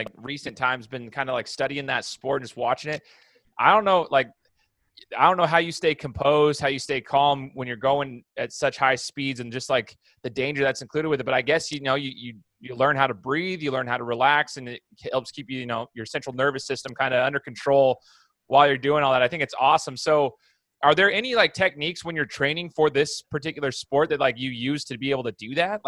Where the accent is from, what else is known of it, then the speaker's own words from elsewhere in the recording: Idaho, United States; from where I'm from Idaho